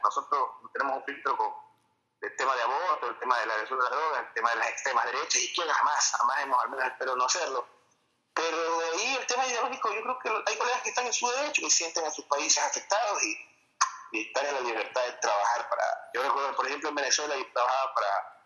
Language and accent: Spanish; Ecuador; en mi país, en Ecuador